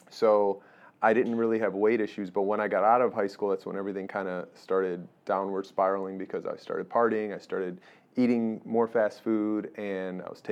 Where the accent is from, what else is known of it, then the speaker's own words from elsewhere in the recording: Chicago, Illinois, United States; moved away; I came from Chicago